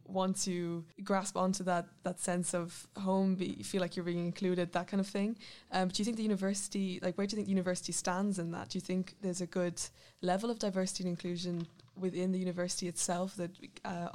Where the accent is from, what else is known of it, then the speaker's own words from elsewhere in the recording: Ireland; moved away as an adult; now in Netherlands; I'm from Ireland